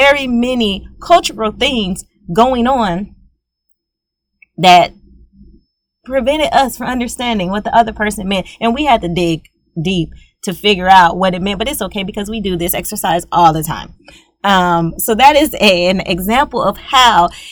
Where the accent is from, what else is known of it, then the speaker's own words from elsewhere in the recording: Louisiana, United States; I am from Louisiana. We're both Southern folks.